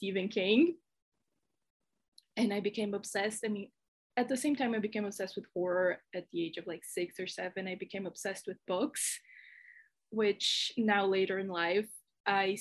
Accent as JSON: {"language": "English", "country": "Brazil", "second_language": "English", "said": "if you think my accent is weird, it's because I'm Brazilian. So if I mispronounce anything, you know why"}